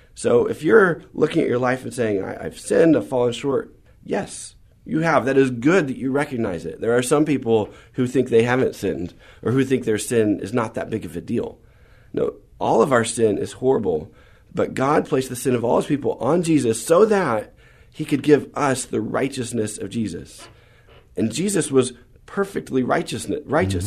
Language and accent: English; San Antonio, Texas, United States; also born or lived in San Marcos, Texas; we moved to San Antonio when I was about seven and lived here all through high school